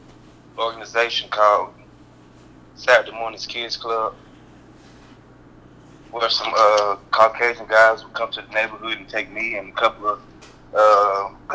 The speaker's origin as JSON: {"language": "English", "town": "Rock Hill", "region": "South Carolina", "country": "United States", "said": "I'm from Rock Hill, South Carolina"}